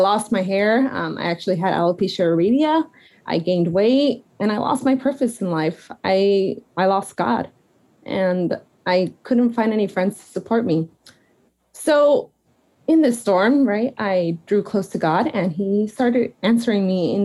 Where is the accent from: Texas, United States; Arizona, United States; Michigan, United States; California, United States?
Arizona, United States; moved away as an adult; also born or lived in Portland, Oregon; I grew up in Arizona, so I'm used to the sun